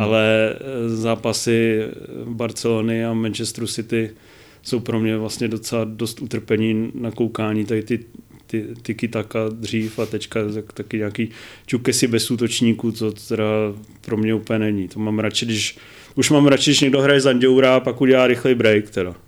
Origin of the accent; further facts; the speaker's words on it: Brno, South Moravian Region, Czechia; jsem z Brna